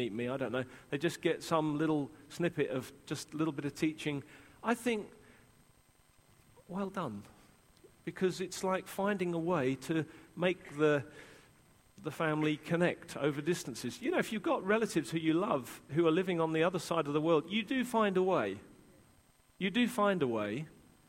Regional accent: England, United Kingdom; as an Englishman

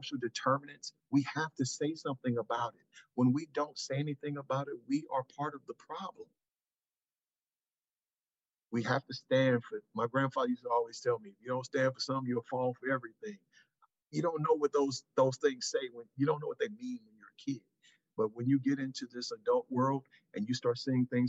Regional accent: St. Louis, Missouri, United States; I was born here in St. Louis

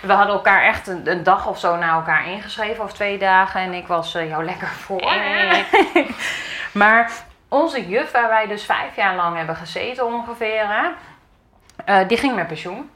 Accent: Achterhoek, Gelderland, Netherlands; moved away as an adult; now in Ede, Netherlands; ik kom uit de Achterhoek en we gingen in Ede wonen.

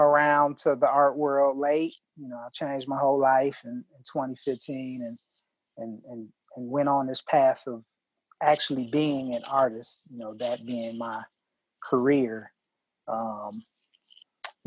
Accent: Milwaukee, Wisconsin, United States; I'm from Milwaukee, Wisconsin, and I'm from, you know, the Midwest

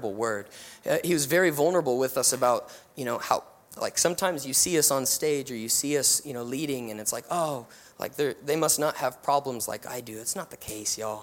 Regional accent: New Mexico, United States; moved away; And so I'm from New Mexico. I'm from the desert.

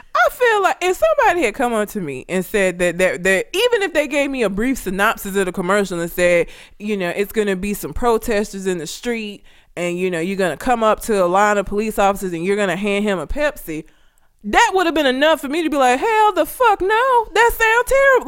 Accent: Talladega, Alabama, United States; I'm from Talladega. The shit is this big. It's tiny

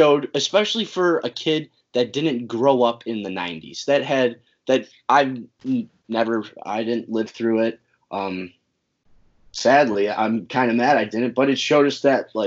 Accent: Chicago, Illinois, United States; I got to stick with my hometown roots

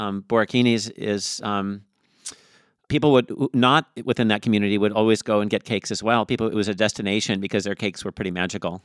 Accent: Tacoma, Washington, United States; I grew up in Tacoma, and I went, I went to Henry Foss High School

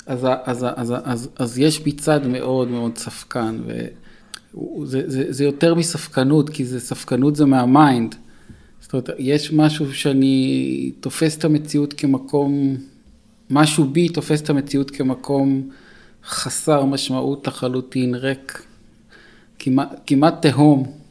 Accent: Los Angeles, California, United States; כשהייתי ילד גדלתי ב-LA והייתי בגן ילדים יהודי שקראו לו עדת שלום.

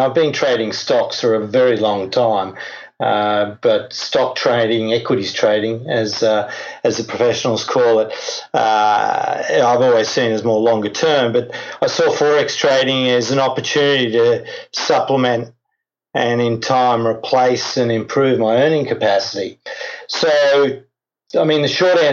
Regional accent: Australia; now in Europe; Originally from Australia, now living in Europe.

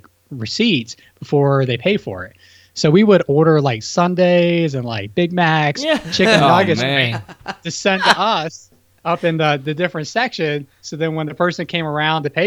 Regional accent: Hagerstown, Maryland, United States; I'm from Hagerstown, Maryland

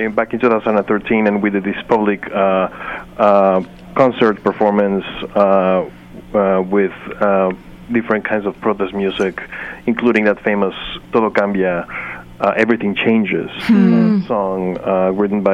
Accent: Mexico; moved away as an adult; also born or lived in Chicago; I'm from Mexico. I was at that time in Chicago.

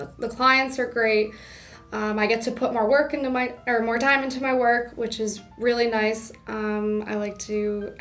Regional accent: Albany, New York, United States; moved away as an adult; now in New York City, United States; I'm from Albany, New York. After I graduated college, I went to work in Albany, just coming back home

